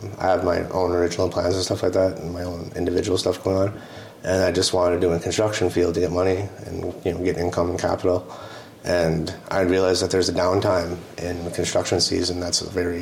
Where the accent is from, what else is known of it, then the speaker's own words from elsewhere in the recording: Leech Lake Nation, Minnesota, United States; I'm from Leechuk Nation